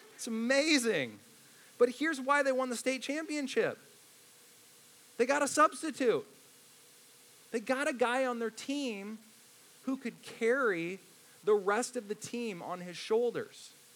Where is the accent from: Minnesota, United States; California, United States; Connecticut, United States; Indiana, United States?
Indiana, United States; I grew up in Indiana, so I love the movie Hoosiers